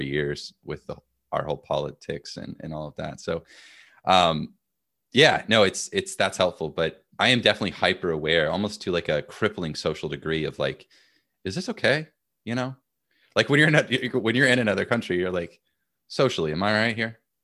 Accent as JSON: {"language": "English", "country": "United States", "said": "as an American"}